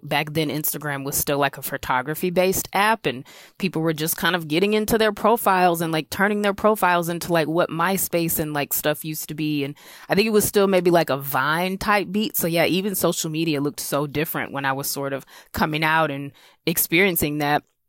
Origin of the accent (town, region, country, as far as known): South Carolina, United States; moved away; also born or lived in Brooklyn / Los Angeles